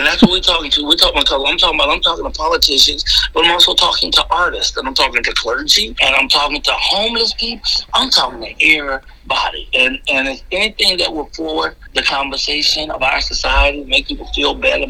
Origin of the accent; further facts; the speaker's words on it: Chicago, Illinois, United States; moved away as an adult; now in California, United States; I am from Chicago all day long, Southside. And I love Chicago. Graduated from Morgan Park High School, went to Chicago State University, Alan Harvey Junior College as well. But basically, I lived in Chicago